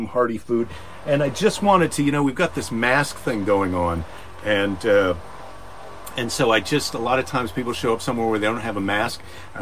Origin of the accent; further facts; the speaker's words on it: Midwest, United States; now in California, United States; I grew up in the Midwest